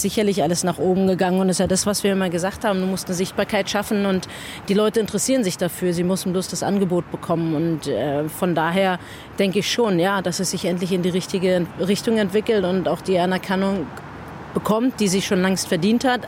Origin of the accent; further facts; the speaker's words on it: Germany; also born or lived in Australia; als Deutsche, die in Deutschland lebt